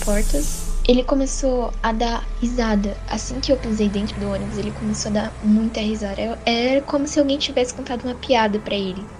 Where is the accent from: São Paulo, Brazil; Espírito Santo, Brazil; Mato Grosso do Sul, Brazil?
São Paulo, Brazil; sou da capital de São Paulo